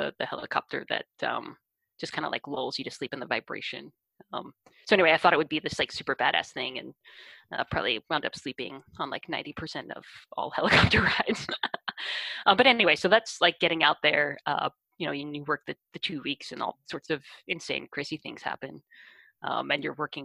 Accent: Hoboken, New Jersey, United States; moved away as an adult; now in Seattle, United States; I'm from Hoboken, New Jersey

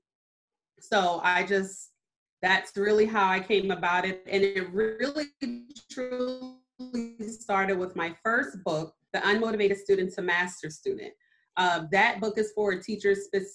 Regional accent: Mount Pleasant, South Carolina, United States; also born or lived in Germany; I was actually born in Germany because I have military parents, but I was raised here in Mount Pleasant specifically since I was 4 months old

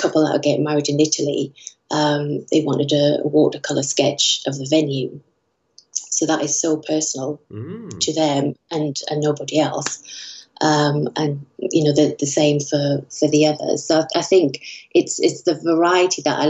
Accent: Newcastle upon Tyne, North East England, United Kingdom; moved away as an adult; also born or lived in London; now in Tunbridge Wells, United Kingdom; I'm originally from Newcastle. I moved down to London 22 years ago

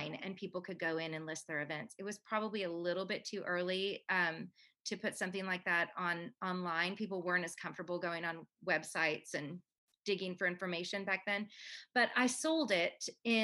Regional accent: Canada; now in United States; I'm Canadian

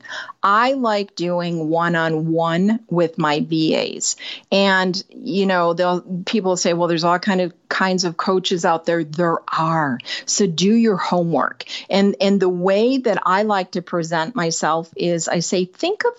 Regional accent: Northern Michigan, United States; moved away as an adult; also born or lived in California; I moved from Northern Michigan to California shortly after high school, a couple of years after

